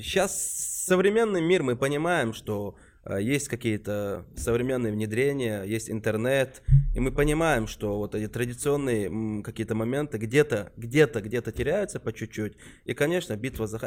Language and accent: Russian; Chechen Republic, Russia; из Чечни, Чечен Репаблик